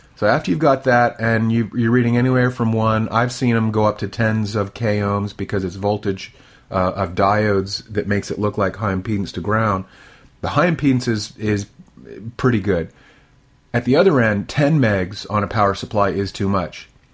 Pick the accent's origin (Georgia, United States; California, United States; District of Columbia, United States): District of Columbia, United States; near Washington D.C.; now in Texas, United States; I grew up near Washington D.C., so we had essentially nor'easters, plenty of snow, and I was used to it